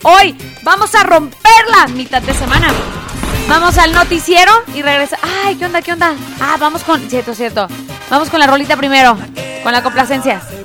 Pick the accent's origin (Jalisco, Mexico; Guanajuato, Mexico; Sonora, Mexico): Jalisco, Mexico; Tepatitlán; Arriba Tepa